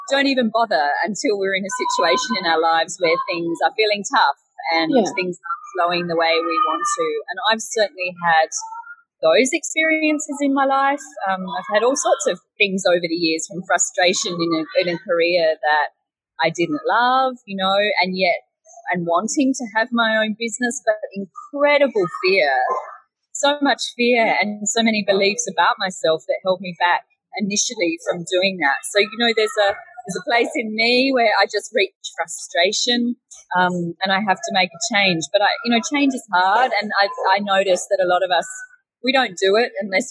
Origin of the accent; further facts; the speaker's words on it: Australia; moved away as an adult; now in Bali, Indonesia; So I am an Australian and I'm now living in Bali